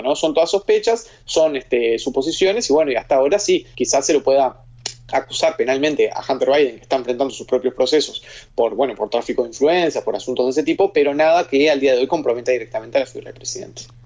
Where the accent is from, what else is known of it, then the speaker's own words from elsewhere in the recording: Uruguay; Soy uruguayo, estoy en Uruguay